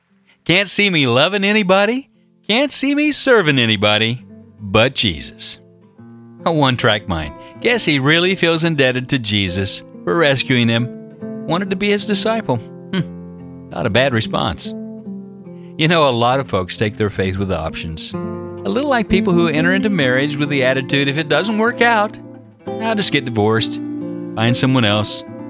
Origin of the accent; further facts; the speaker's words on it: California, United States; I grew up in Orange County in a conservative church.